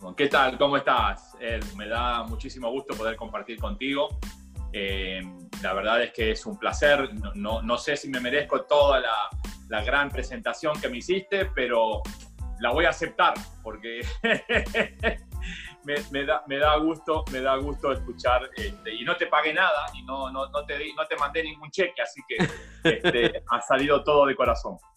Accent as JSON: {"language": "Spanish", "region": "Buenos Aires", "country": "Argentina", "tie": "born or raised there", "also_born_or_lived": "New York / Miami", "moved": "yes", "said": "yo nací en, Argentina, en Buenos Aires, eh, en un barrio donde está ubicada la cancha de River Plate"}